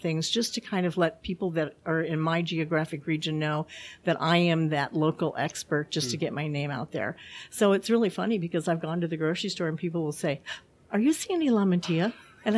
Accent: Edwardsville, Illinois, United States; I am from Edwardsville, Illinois.

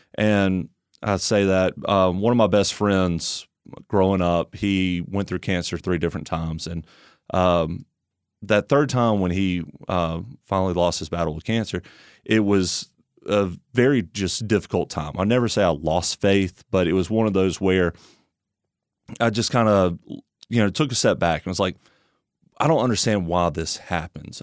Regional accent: Tuscaloosa, Alabama, United States; moved away; I grew up in Tuscaloosa, Alabama

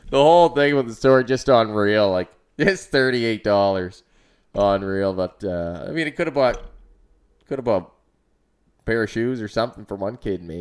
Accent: Amherst, United States; I grew up in Amherst

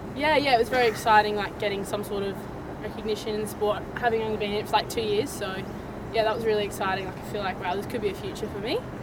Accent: New Zealand; now in Australia; we're all Kiwi, so we all played rugby

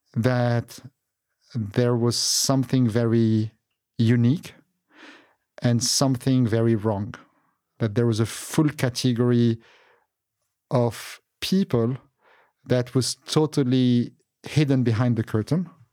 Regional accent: Beirut, Beirut Governorate, Lebanon; moved away; also born or lived in Qatar; as a child, I was born in Beirut, Lebanon

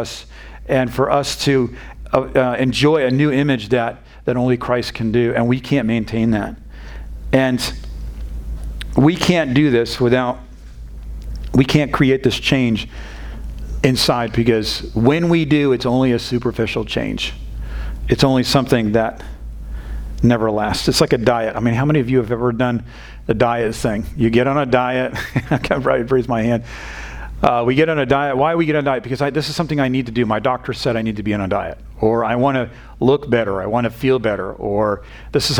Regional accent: New England, United States; now in Texas, United States; I'm not from this area of Texas. I'm not from the South. And we grew up in a very stoic part of New England.

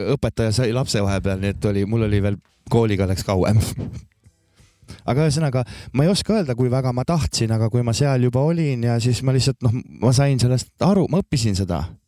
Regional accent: Maardu, Harju County, Estonia; moved away as an adult; also born or lived in Viljandi / Tallinn / Võru; olen selles mõttes pärit sellisest eeslinnast, Tallinna nagu eeslinnast väiksemast ja Laagest. no Maardu. siis seal, seal ma kasvasin

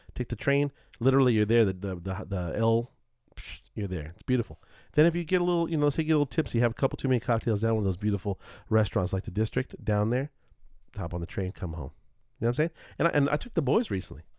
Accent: Culver City, California, United States; growing up in Culver City

